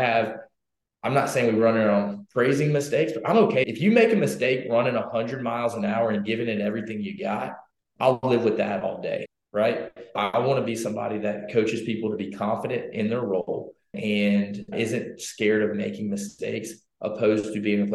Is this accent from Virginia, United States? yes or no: no; Louisiana, United States; moved away as an adult; now in Texas, United States; I'm from Louisiana